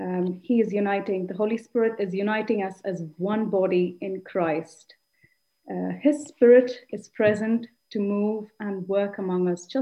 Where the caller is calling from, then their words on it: Eindhoven, North Brabant, Netherlands; I'm speaking from Eindhoven.